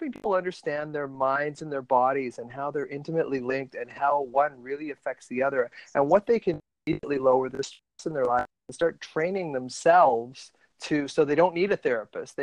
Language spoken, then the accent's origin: English; Ontario, Canada; I was born in Ontario